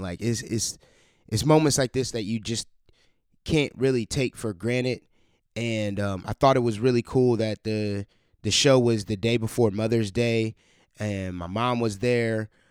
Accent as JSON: {"language": "English", "town": "Cleveland", "region": "Ohio", "country": "United States", "tie": "born or raised there", "moved": "as an adult", "lives_now": "Columbus, United States", "said": "in my hometown, Cleveland, Ohio"}